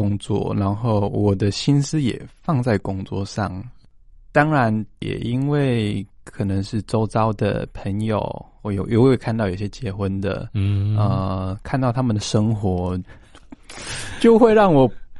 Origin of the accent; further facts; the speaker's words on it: Taitung, Taitung County, Taiwan; now in Taipei, Taiwan; 我的老家在台东。